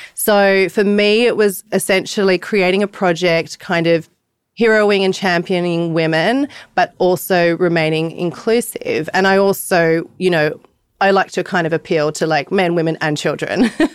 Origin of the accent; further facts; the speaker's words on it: Sydney, New South Wales, Australia; I'm from Bondi, Australia